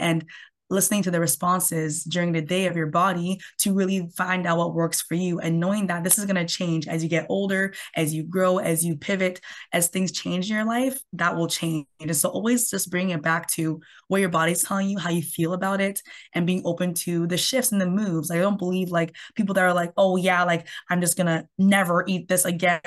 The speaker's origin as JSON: {"language": "English", "country": "Canada", "said": "I'm from Canada"}